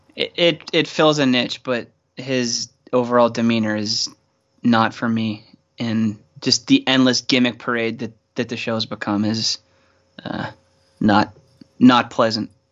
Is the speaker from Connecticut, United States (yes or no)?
no; Pittsburgh, Pennsylvania, United States; Growing up in Pittsburgh